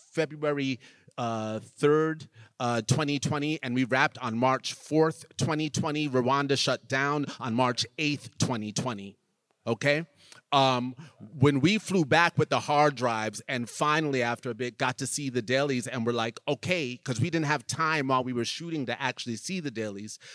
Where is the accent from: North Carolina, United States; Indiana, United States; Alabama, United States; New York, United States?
New York, United States; I grew up in New York